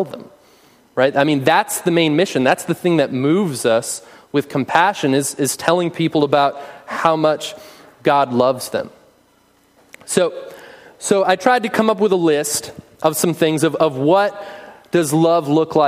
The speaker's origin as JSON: {"language": "English", "country": "United States", "said": "we as American Christians"}